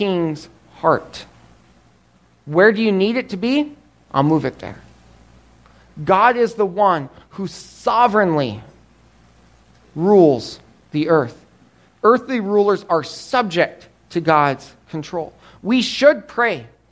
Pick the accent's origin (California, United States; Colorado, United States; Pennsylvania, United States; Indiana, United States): Colorado, United States; Growing up, Emily and I grew up in Colorado. Emily grew up on the farm, I grew up in the town